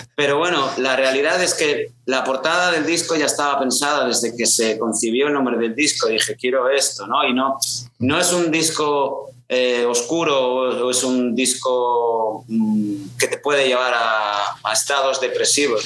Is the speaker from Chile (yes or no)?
no; Castellón de la Plana, Valencian Community, Spain; moved away; also born or lived in Aragon; yo nací en Castellón, pero vamos, he dado más vueltas por el mundo que, una peón